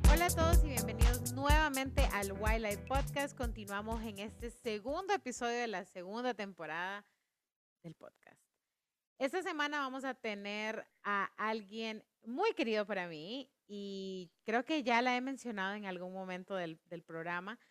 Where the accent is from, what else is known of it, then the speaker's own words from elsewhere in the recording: Honduras; como hondureña